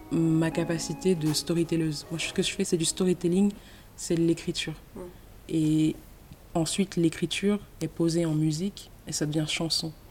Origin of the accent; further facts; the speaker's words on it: Cameroon; born there; c'est important de dire que je suis née au Cameroun.